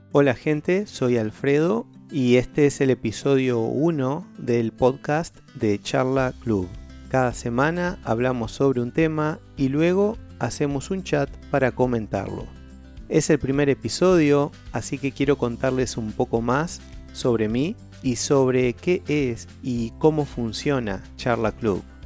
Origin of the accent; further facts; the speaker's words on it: Uruguay; soy de Uruguay un pequeño país en Sudamérica entre dos gigantes, Argentina y Brasil.